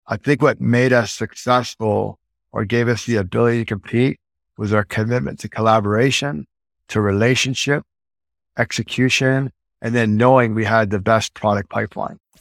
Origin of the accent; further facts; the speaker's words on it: Edmonton, Alberta, Canada; also born or lived in Vancouver, British Columbia, Canada / Toronto, Canada; now in Las Vegas, United States; Moved to Edmonton, Alberta, like I was four, five years old